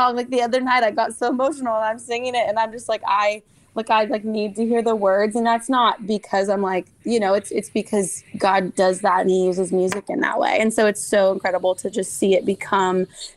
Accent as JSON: {"language": "English", "area": "the Northwest", "region": "Pacific Northwest", "country": "United States", "tie": "born or raised there", "moved": "yes", "lives_now": "Nashville, United States", "said": "growing up in the Northwest, we did not have fireflies. And so when we moved to Nashville"}